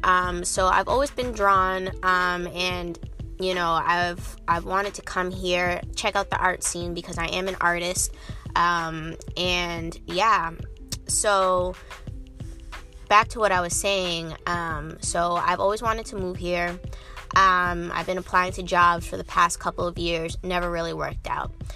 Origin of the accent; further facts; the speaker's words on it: Cambridge, Massachusetts, United States; moved away as an adult; also born or lived in Arlington, Massachusetts; now in Washington, D.C. area, United States; I'm originally, like I said, from um, from Cambridge, Massachusetts.